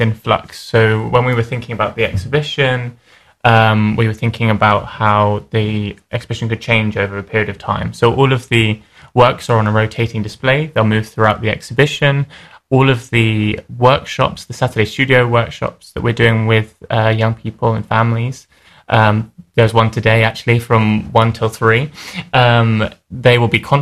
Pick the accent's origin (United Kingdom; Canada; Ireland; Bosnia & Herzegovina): United Kingdom; Buckinghamshire, South East England; I grew up in Buckinghamshire, so I'm very familiar with the area